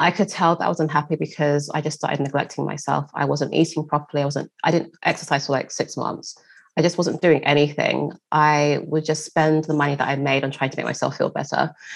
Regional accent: London, United Kingdom; a black girl growing up in East London

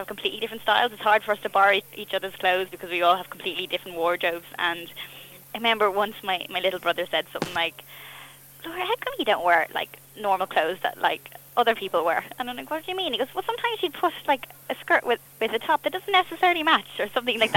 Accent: Bray, County Wicklow, Ireland; accent: Irish; moved away as an adult; also born or lived in Dublin / Boston; now in United Kingdom; I was very lucky where I grew up. Bray was a great place. I was really close to Dublin

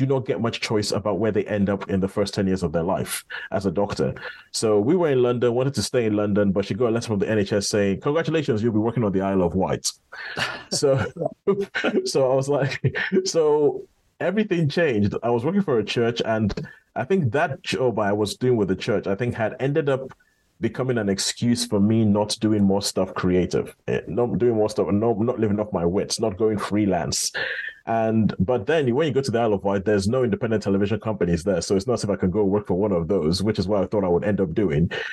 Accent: Nigeria; growing up, I mean, as a Nigerian

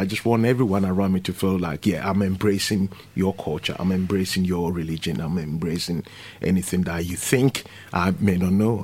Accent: Ghana; now in London, United Kingdom; I come from Ghana

